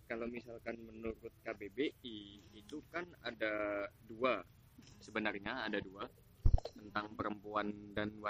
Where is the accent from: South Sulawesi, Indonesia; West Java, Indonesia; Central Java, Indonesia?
Central Java, Indonesia; saya dari Jawa